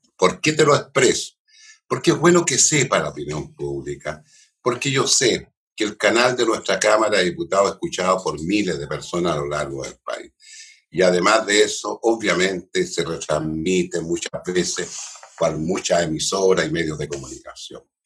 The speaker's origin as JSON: {"language": "Spanish", "town": "Concepción", "region": "Biobío", "country": "Chile", "said": "yo soy penquista, penquista, penquista"}